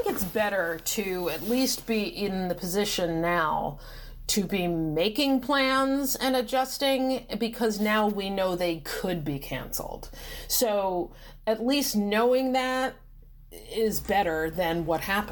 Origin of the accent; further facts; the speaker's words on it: New Jersey, United States; I'm from New Jersey